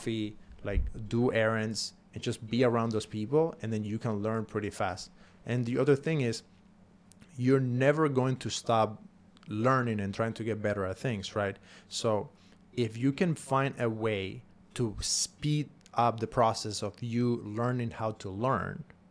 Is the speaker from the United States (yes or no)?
no; Cuba; English is a second language; moved away; I came from Cuba